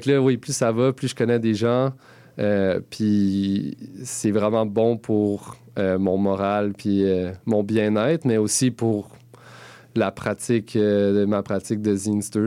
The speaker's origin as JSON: {"language": "French", "town": "Gatineau", "region": "Quebec", "country": "Canada", "moved": "as an adult", "lives_now": "Montreal, Canada", "said": "je viens de Gatineau. Et euh, ça fait quand même presque une dizaine d'années que je suis à Montréal."}